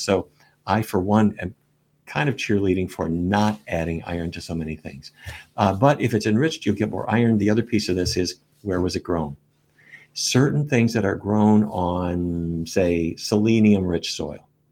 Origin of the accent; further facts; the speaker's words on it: Fargo, North Dakota, United States; I was a kid growing up in Fargo, North Dakota